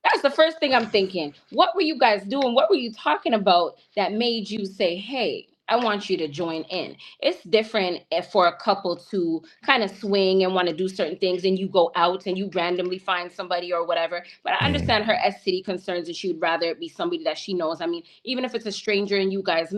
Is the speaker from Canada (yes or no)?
yes; Canada; I'm from Canada and I have a Caribbean background